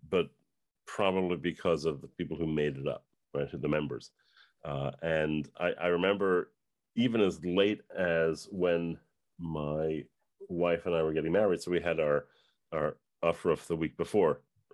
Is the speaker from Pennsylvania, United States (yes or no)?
no; Yonkers, New York, United States; I grew up in Yonkers, New York, post-Holocaust household